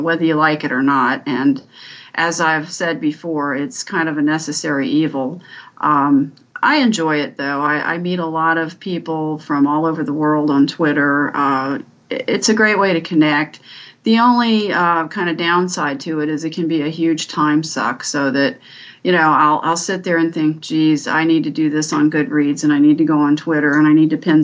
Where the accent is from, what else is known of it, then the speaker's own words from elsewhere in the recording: Washington, District of Columbia, United States; also born or lived in Northern Virginia; I was born in Washington, D.C., and I've lived here all my life